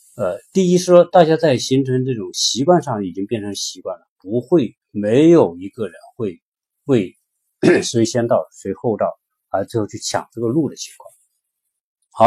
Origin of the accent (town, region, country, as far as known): China